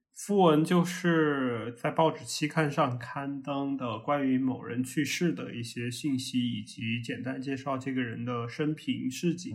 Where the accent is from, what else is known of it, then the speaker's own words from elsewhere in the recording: Chengdu, Sichuan, China; 我是来自于成都，然后目前是在教育行业做产品相关的工作